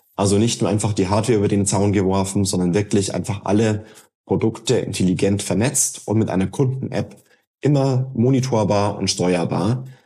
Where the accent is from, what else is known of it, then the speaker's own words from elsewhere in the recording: Germany; now in Berlin, Germany; ich wohne in Neunkirchenreuth, wo ich geboren bin und aufgewachsen bin